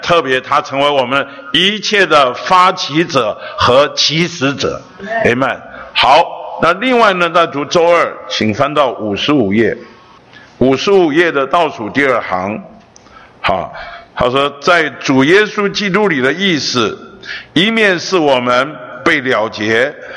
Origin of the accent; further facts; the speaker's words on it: Taiwan; 我出生在北投，长大在北投，老了还在北投